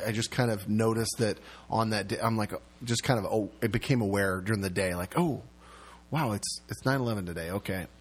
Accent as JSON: {"language": "English", "town": "Seattle", "region": "Washington", "country": "United States", "tie": "born or raised there", "also_born_or_lived": "Texas", "said": "I grew up in Seattle area"}